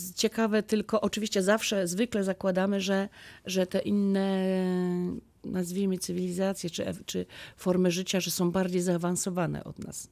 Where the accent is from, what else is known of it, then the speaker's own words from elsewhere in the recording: Lubin, Lower Silesian Voivodeship, Poland; jestem z Lubina